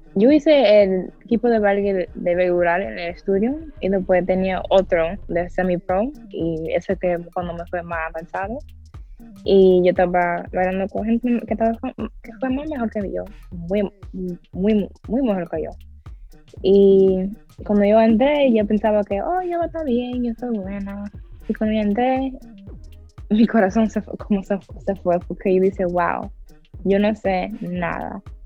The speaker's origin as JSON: {"language": "Spanish", "country": "Dominican Republic", "said": "yo soy dominicana"}